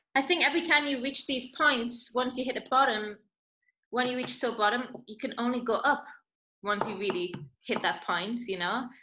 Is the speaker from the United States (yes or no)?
no; Newcastle upon Tyne, North East England, United Kingdom; moved away as an adult; also born or lived in London / Macau / Scotland; I was born in Newcastle, and whilst I was in Macau